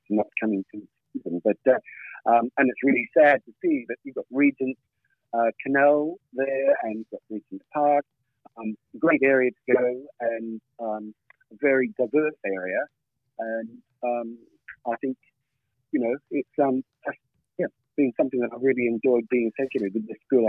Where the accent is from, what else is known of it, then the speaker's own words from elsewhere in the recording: Australia; now in England, United Kingdom; my story started in Australia